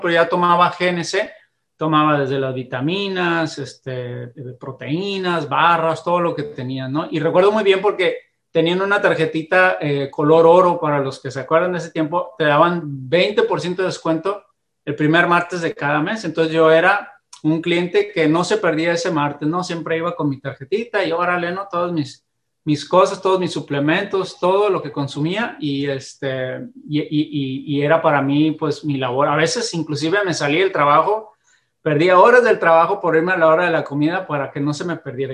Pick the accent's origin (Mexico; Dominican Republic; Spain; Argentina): Mexico; Mexicali, Baja California; nacido en, en Mexicali, Baja California